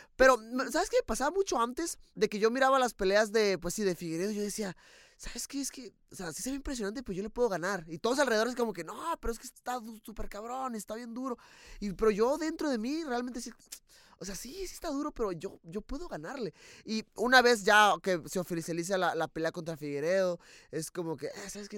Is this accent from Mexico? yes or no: yes; Mexico; como mexicano